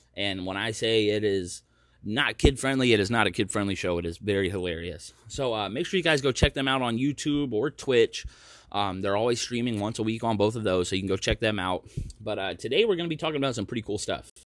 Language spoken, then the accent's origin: English; United States; moved away as an adult; also born or lived in Maryland / North Carolina; now in Oregon, United States; I'm from the East Coast. I'm, you know, Maryland, North Carolina is where I spent most of my life